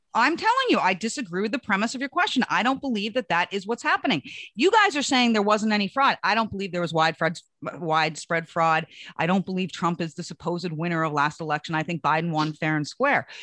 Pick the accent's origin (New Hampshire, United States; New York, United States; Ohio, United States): New Hampshire, United States; my hometown